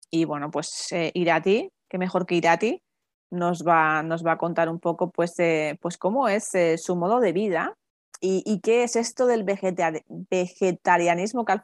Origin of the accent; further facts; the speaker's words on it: San Sebastián, Basque Country, Spain; encima somos paisanas, que yo soy de, San Sebastián y tú eres de Vizcaya